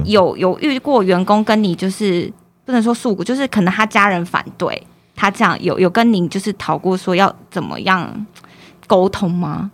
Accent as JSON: {"language": "Chinese", "country": "Taiwan", "also_born_or_lived": "Texas, United States", "said": "身为台湾人"}